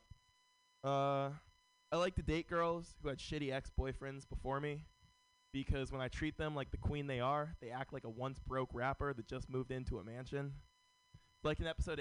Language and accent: English; San Francisco, California, United States; Born and raised in San Francisco.